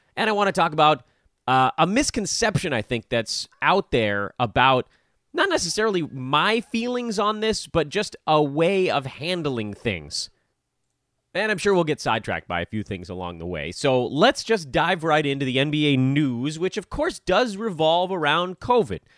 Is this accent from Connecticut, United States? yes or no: no; California, United States; as a Californian